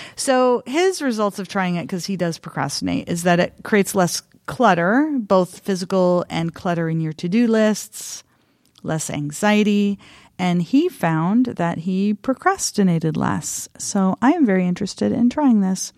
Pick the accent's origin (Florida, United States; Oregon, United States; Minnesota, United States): Oregon, United States; eastern; I grew up in a rural, tiny, tiny rural town in eastern Oregon